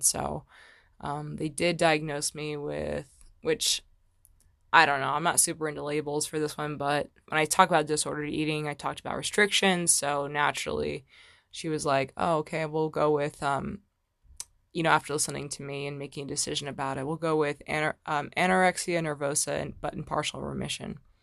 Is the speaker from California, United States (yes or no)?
yes; Fallbrook, California, United States; moved away; I'm actually from Southern California originally